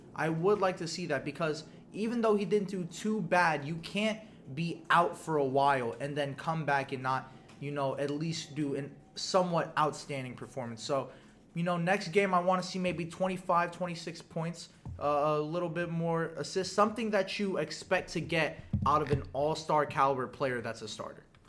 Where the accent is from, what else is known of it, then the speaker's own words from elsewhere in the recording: New York, United States; as a New Yorker